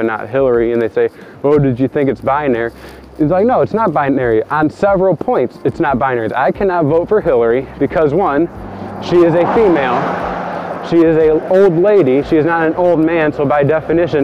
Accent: United States; I'm an American

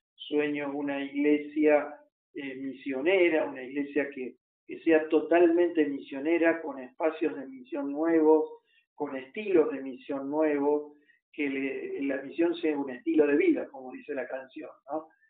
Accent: Argentina; nuestro país

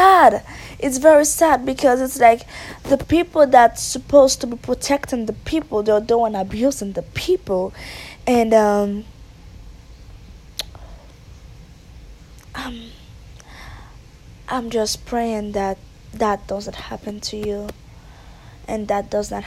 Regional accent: Haiti; moved away; I was raised and born in Haiti

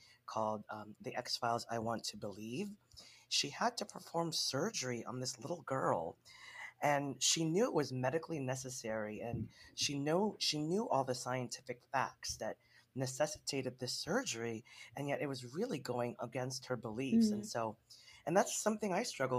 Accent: Philippines; being a Filipino

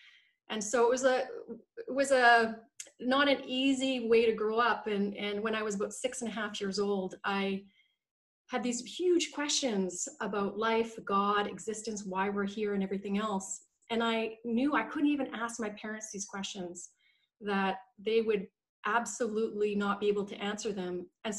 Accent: Canada; born there; now in Vancouver, Canada; So I was born in Canada. I currently live in Vancouver in beautiful British Columbia.

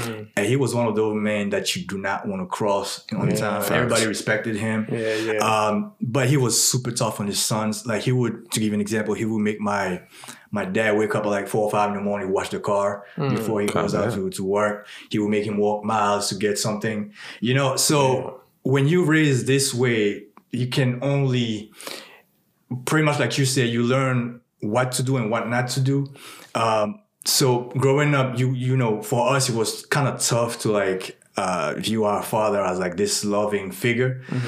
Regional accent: Burkina Faso; born there; And I was born in West Africa. I was born in a country called Burkina Faso.

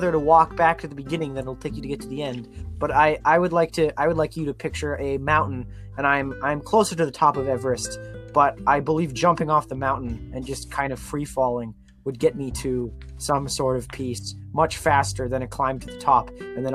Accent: Alberta, Canada; to be an Albertan.

